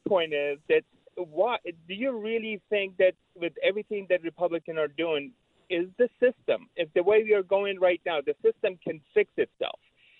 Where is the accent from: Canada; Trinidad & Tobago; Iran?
Iran; You have one day that you have two people from Iran calling you. I am from Iran.